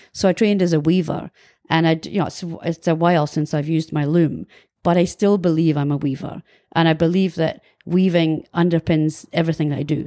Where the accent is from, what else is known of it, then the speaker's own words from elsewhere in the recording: Kirriemuir, Scotland, United Kingdom; moved away as an adult; also born or lived in Dundee; now in New Zealand; I was born in Dundee in nineteen sixty-three, and I lived for the first eighteen years of my life in a small town called Kirriemuir